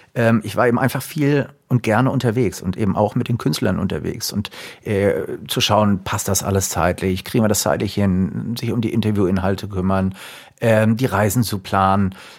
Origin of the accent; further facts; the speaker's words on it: Frankfurt area, Taunus, Hesse, Germany; moved away as an adult; wieder zurück in meine alte Heimat zu gehen. Gründe dafür waren eher privater Natur. Alte Heimat heißt im Frankfurter Raum, im Taunus